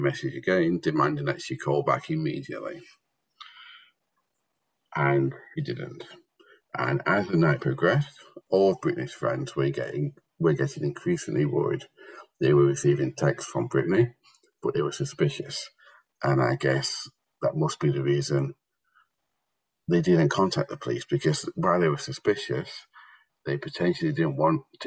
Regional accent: United Kingdom; I am very British

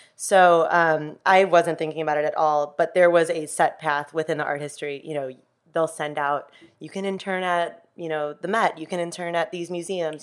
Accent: Chicago, Illinois, United States; I grew up in the city of Chicago.

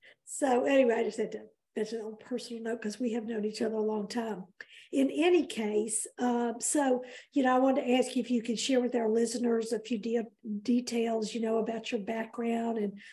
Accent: Memphis, Tennessee, United States; headquartered here in my hometown area of Memphis.

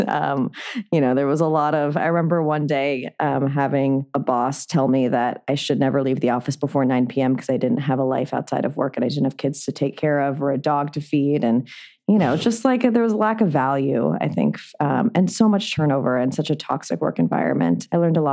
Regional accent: Santa Monica, California, United States; also born or lived in New York; I'm actually from LA. I grew up in Santa Monica

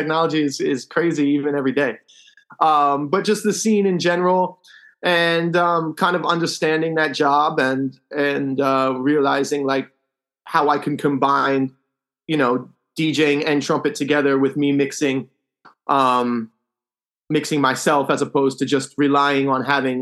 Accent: New Jersey outside of Philadelphia, United States; moved away as an adult; also born or lived in Europe; now in Key West, United States; I live in Key West now. I grew up in New Jersey outside of Philadelphia

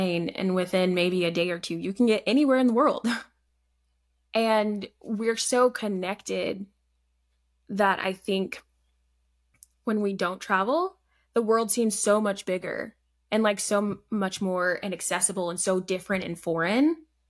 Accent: Alabama, United States; born there; also born or lived in Canada; So I was born in Alabama, lived there for a few years.

